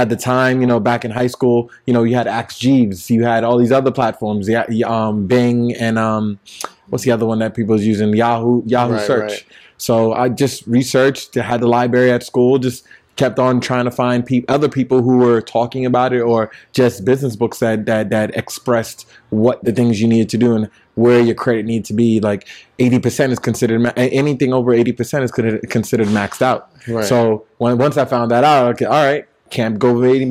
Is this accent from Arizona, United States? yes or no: no; New York City, New York, United States; I grew up in Brownsville